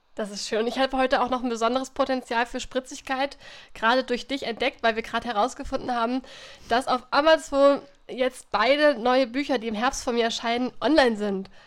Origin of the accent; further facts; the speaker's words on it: Germany; durch mein Heimatdorf die Eder fließt